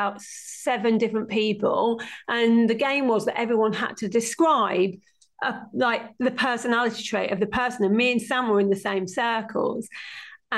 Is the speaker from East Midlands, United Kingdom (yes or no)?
yes; Stamford, East Midlands, United Kingdom; my hometown of Stamford in Lincolnshire